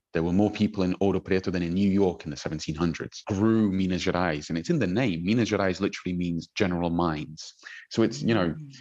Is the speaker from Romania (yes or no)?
no; South East England, United Kingdom; moved away as an adult; now in Belo Horizonte, Brazil; I'm born and bred in the UK, but my mother is Brazilian. My dad is from New Zealand. They met in London, and I was brought up by my mother, you know, speaking Portuguese at home